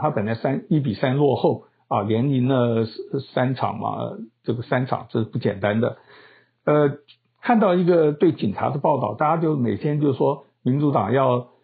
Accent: Taiwan; 我是台湾人

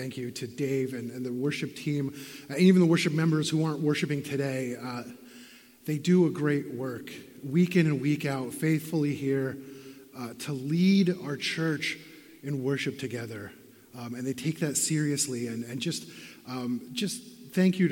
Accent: Benton, Pennsylvania, United States; growing up in Benton, Pennsylvania, I had not been to the Atlantic Ocean.

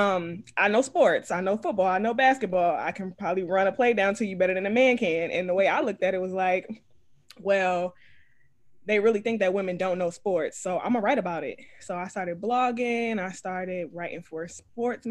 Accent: Detroit, Michigan, United States; also born or lived in Philadelphia; I'm from Philadelphia, but I was raised in Detroit. So I just say I'm from Detroit most of the time.

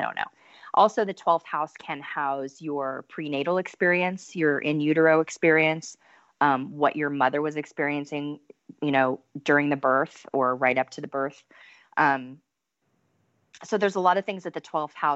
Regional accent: United States; as an American

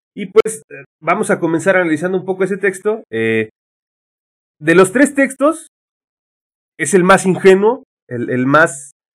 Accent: Mexico; no somos ni aztecas nosotros, ni somos españoles, somos mexicanos

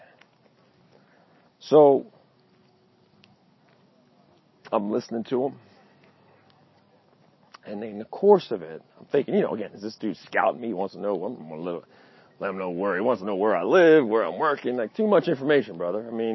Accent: Baltimore, Maryland, United States; I'm from Baltimore

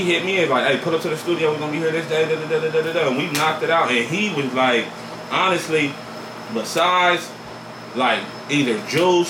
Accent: Los Angeles, California, United States; also born or lived in Inglewood; I'm from the East Side, L.A., East South Central, 75th and San Pedro

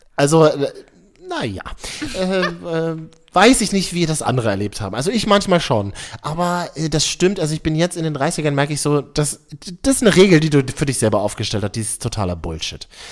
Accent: Berlin, Germany; Ich bin Berliner

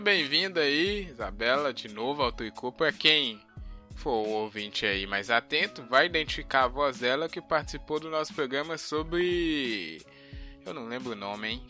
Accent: Brazil; a gente é brasileiro

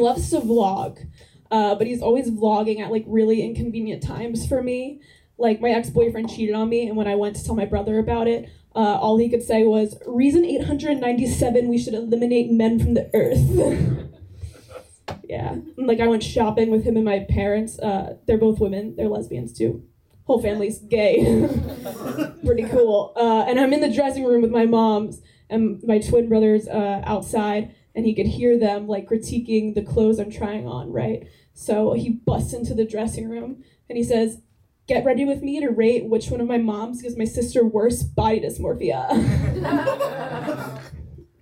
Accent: New Jersey, United States; I'm from New Jersey

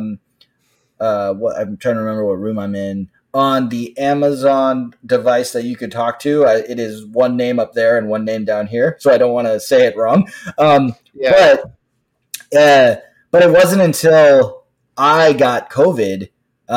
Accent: Los Angeles, California, United States; now in Washington, D.C., United States; I am from Los Angeles. I live in the Washington, D.C. area.

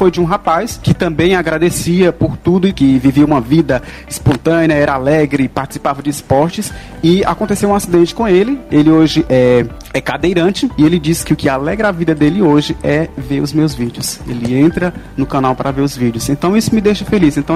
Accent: Picos, Piauí, Brazil; Quer dizer, eu sou de Picos, sou do Piauí, sou de Picos.

